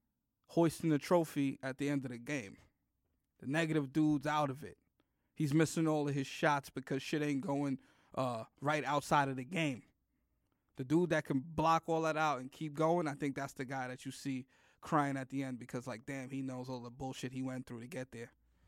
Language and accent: English; Bronx, New York, United States; This is where I'm from the Bronx.